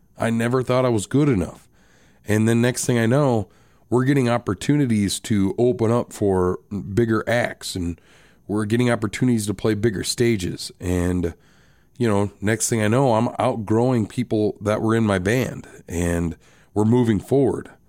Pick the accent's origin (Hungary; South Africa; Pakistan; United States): United States; Rapid City, South Dakota; also born or lived in Box Elder, South Dakota; I was born and raised in Rapid City, South Dakota